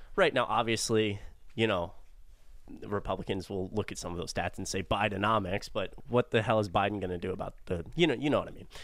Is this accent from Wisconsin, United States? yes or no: no; Atlanta, Georgia, United States; I'm from Atlanta, I live in Atlanta.